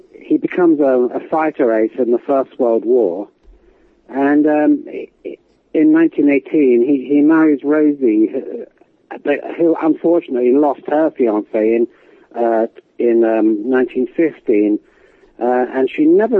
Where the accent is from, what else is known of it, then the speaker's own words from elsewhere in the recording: English countryside, England, United Kingdom; I grew up in the English countryside.